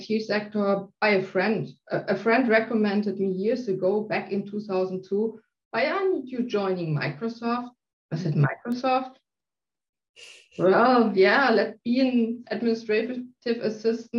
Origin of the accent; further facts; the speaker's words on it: South Germany, Germany; now in Hamburg, Germany; I'm living in Hamburg, north part of Germany. I'm not from this area. I was born in South Germany.